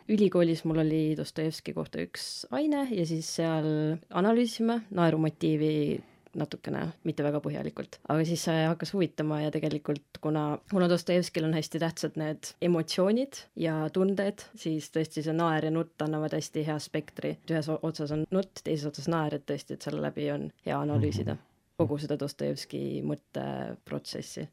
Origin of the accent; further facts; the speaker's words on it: Rakvere, Lääne-Viru County, Estonia; also born or lived in Tartu; ma tulen Rakverest, olen Rakvere Karmeli koguduse liige